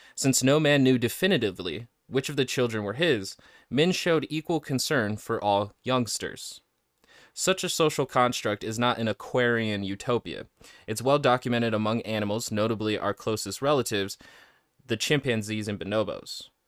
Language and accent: English; United States; I'm an American